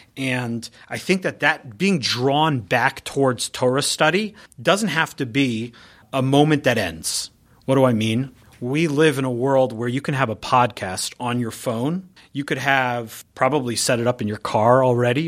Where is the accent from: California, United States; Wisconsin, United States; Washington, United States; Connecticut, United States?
California, United States; San Diego; moved away; I grew up in San Diego, so I grew up out there.